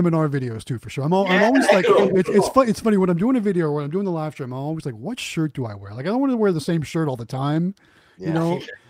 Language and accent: English; Youngstown, Ohio, United States; moved away; I'm originally from Youngstown, Ohio, which is kind of known for boxing.